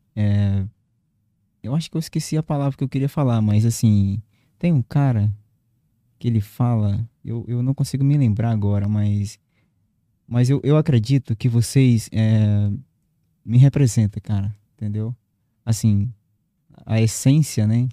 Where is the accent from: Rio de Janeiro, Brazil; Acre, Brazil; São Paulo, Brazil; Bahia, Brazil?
Acre, Brazil; Marechal Thaumaturgo; moved away as an adult; now in Rio Branco, Brazil; eu nasci num, no município do interior do Acre, sou de Marechal Tamaturgo.